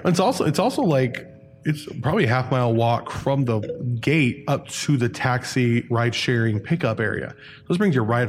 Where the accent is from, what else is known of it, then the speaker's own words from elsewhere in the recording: Ventura County, California, United States; I grew up in Ventura County, so Six Flags was kind of the go-to.